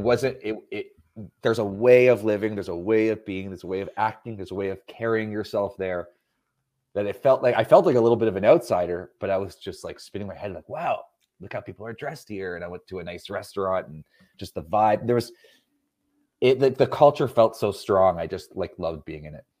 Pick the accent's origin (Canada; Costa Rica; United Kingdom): Canada; I'm not American. I, I, I think I mentioned I'm Canadian.